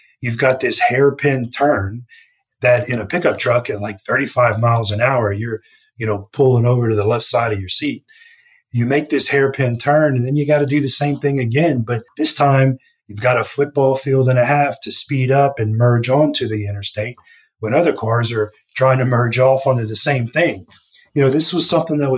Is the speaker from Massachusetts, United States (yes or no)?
no; Louisiana, United States; when I was a kid growing up in Louisiana